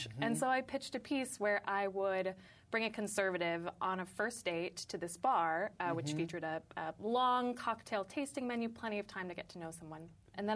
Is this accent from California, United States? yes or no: yes; San Francisco, California, United States; now in Brooklyn, United States; I live in Brooklyn. I'm from San Francisco